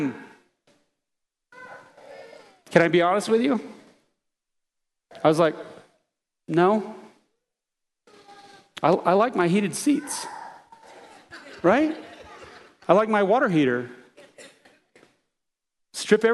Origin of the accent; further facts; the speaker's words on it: United States; as American Christians